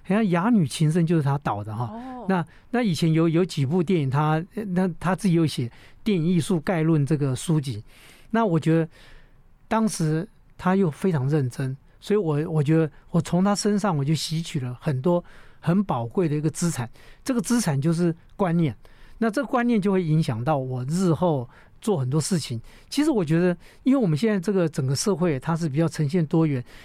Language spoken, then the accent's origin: Chinese; Taitung, Taitung County, Taiwan; also born or lived in Hualien; 因为我并不是在城市里面长大的孩子，因为我是在花东长大的孩子。哦。那我出生在台东，那因为我父亲在林务局工作嘛，哈，所以以前有一个叫，呃，关山林区管理处，还有一个叫太原工作站